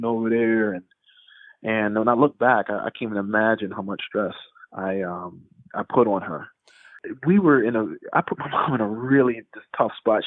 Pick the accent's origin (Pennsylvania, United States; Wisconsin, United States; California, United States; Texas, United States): Pennsylvania, United States; Philadelphia; also born or lived in Chicago / Jamaica; I was born in Chicago, but I grew up in Philadelphia